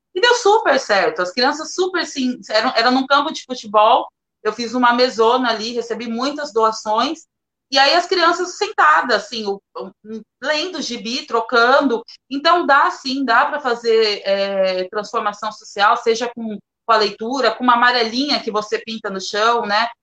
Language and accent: Portuguese; Praia Grande, São Paulo, Brazil; eu sou de Praia Grande, mais especial assim, no fundão de Praia Grande, do Caixara